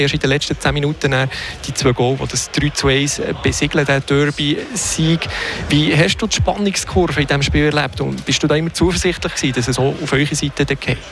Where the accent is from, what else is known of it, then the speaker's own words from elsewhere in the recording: See District, Fribourg, Switzerland; ich selber komme aus dem Seebezirk